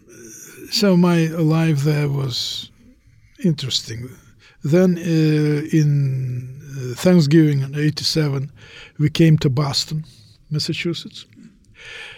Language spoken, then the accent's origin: English; Moscow, Russia; moved away as an adult; now in United States; I came from Moscow, Russia. I spent half of my life there.